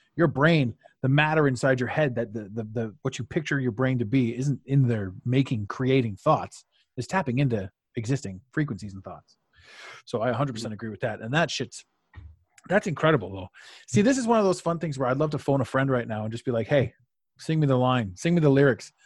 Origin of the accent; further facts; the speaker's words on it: Canada; I'm Canadian